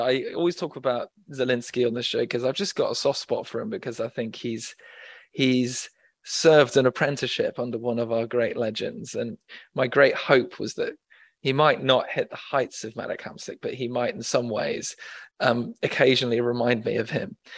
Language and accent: English; England, United Kingdom; my experience as an Englishman in Naples when I visited frequently